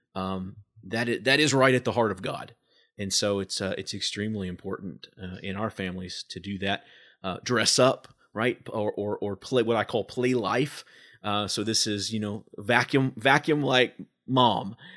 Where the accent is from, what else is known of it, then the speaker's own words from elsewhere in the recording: Evansville, Indiana, United States; we've had a children's palace growing up in Evansville